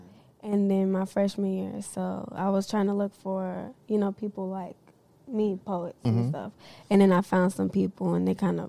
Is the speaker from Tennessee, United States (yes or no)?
yes; Nashville, Tennessee, United States; I come from Nashville. My parents, they're not from here. My dad, he's Cuban. My mom's Costa Rican.